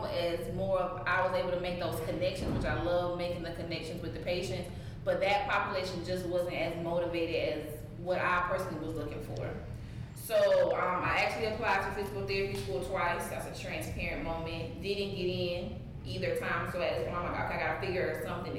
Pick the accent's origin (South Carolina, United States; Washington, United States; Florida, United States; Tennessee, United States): South Carolina, United States; Gadsden; I'm originally from Gadsden, South Carolina, but I always tell people Columbia because nobody knows where Gadsden is